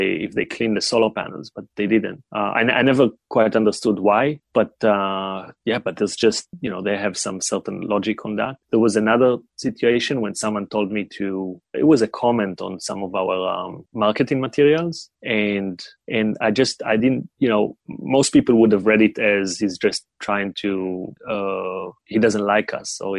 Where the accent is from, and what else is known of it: Israel; born or raised there; moved away as an adult; also born or lived in China